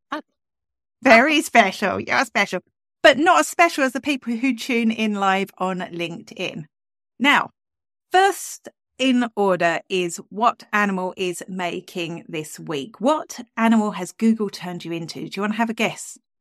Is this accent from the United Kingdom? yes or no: yes; England, United Kingdom; accent: English; now in Ireland; I am English originally